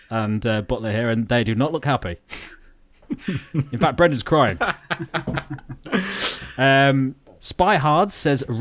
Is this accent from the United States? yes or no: no; Lincolnshire, East Midlands, United Kingdom; we are from Lincolnshire